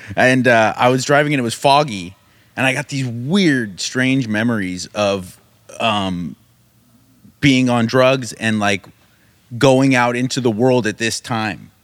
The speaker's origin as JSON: {"language": "English", "country": "United States", "tie": "born or raised there", "said": "I grew up in America in the nineties"}